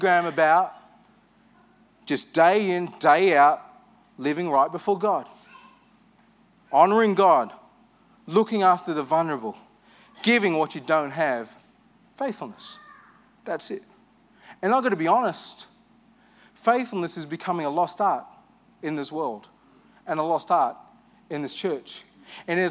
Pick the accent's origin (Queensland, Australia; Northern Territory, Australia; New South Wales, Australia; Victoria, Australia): New South Wales, Australia; Armidale; I grew up in Armidale. I left Armidale